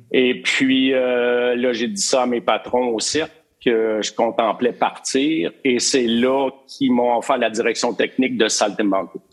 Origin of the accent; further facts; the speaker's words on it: Drummondville, Quebec, Canada; moved away as an adult; also born or lived in Montreal; Drummondville, euh, Drummondville, 1960, quand je suis venu au monde